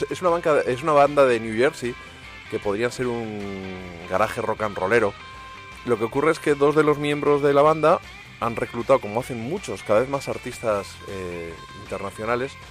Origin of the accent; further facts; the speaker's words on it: Spain; Voy a haber dicho Ramírez, que soy español